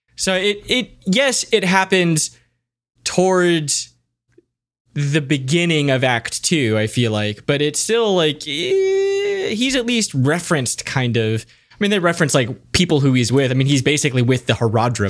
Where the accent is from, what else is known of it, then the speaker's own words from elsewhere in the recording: United States; As an American